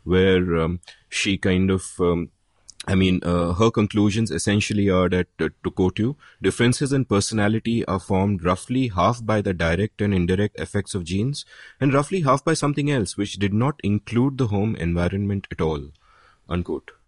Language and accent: English; India; back in the nineteen eighties, when I was growing up in India